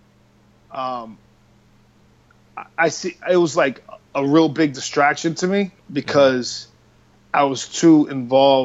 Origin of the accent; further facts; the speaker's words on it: Boston, Massachusetts, United States; growing up in Dorchester was rough